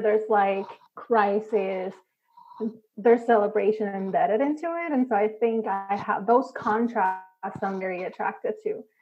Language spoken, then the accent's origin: English; Puerto Rico; I grew up, I'm Puerto Rican, I grew up in Puerto Rico